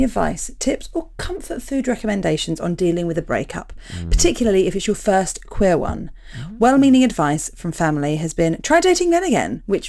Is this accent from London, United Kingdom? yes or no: yes; London, United Kingdom; now in New Zealand